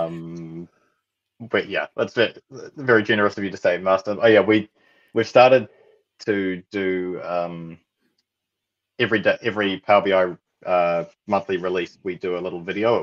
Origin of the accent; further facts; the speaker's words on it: New Zealand; accent: Antipodean; I'm also from New Zealand. My Antipodean accent